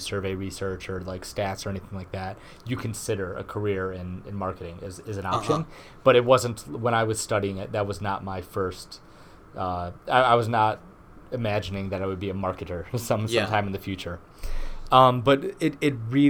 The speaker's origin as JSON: {"language": "English", "town": "Garden City", "region": "Michigan", "country": "United States", "tie": "born or raised there", "said": "I'm a Michigan native. I grew up in Garden City, Michigan."}